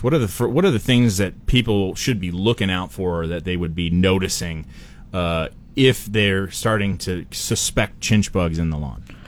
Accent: Portland, Oregon, United States; now in Idaho, United States; I grew up in Portland

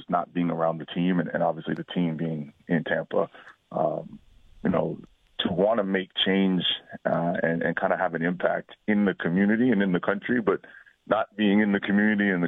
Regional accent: Peel Region, Mississauga and Brampton, Ontario, Canada; growing up here in Peel Region, Mississauga and Brampton

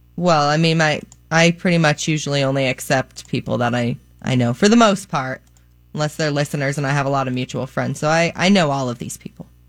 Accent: Zephyrhills, Florida, United States; also born or lived in Tampa; Born in Tampa, raised in Zephyr Hills

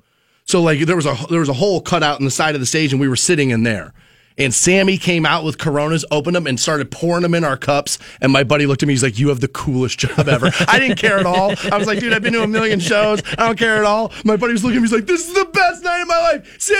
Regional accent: United States; I'm an American.

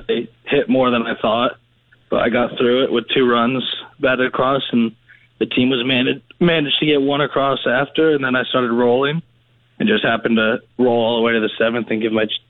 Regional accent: Georgia, United States; moved away as an adult; also born or lived in California; now in Texas, United States; So, I was born in California, moved to Georgia when I was young, grew up there the majority of my life, and then just recently moved to Texas. And I currently go to college in Georgia for Point University.

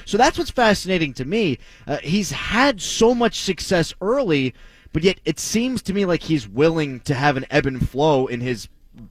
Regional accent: United States; I'm an American

